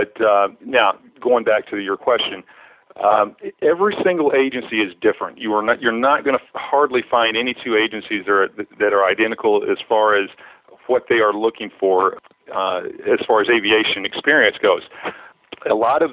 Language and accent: English; Oktaha, Oklahoma, United States; also born or lived in San Diego County, California; now in San Diego, United States; I grew up in Oaktaha, a really small town in Muskogee County